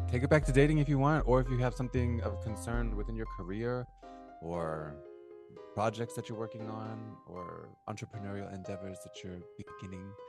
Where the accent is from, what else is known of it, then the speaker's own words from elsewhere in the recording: Midwest, United States; now in Los Angeles, United States; I'm from the Midwest, and I, I don't know, since being out here, I can't really see myself going back